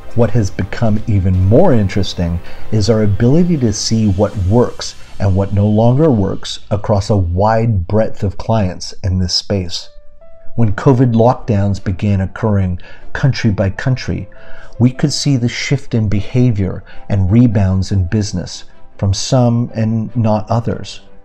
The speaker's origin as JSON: {"language": "English", "country": "Canada", "tie": "born or raised there", "said": "my hometown in Canada"}